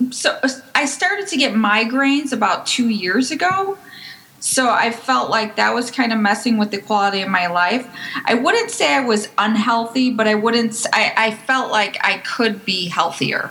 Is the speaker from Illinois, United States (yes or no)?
yes; Chicago, Illinois, United States; moved away as an adult; also born or lived in Brooklyn; now in New Jersey, United States; I'm originally from Chicago